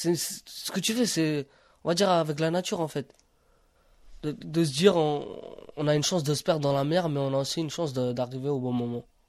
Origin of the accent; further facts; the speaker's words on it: Romania; now in France; en Roumanie, quand j'allais à l'école, je me demandais pas si j'étais Rom ou j'étais Roumain